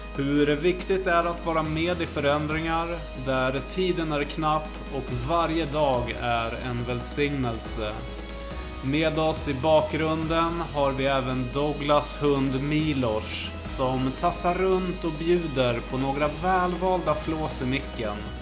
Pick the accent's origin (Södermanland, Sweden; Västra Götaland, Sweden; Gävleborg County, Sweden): Södermanland, Sweden; Flen; moved away; also born or lived in Hallunda, Stockholm; jag är uppväxt i Flen